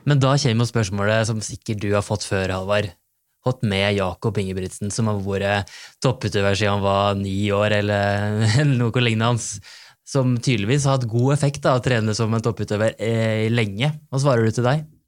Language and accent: Norwegian; Bø, Vestfold og Telemark, Norway; hjemme i Bø i Telemark